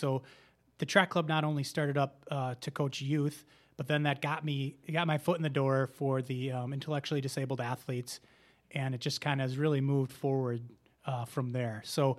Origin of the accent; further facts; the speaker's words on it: Racine, Wisconsin, United States; also born or lived in Madison, Wisconsin; I am originally from Racine, Wisconsin. I'm also a former Wisconsin track and field and cross-country athlete, ran here at the UW. And I've lived in Madison since about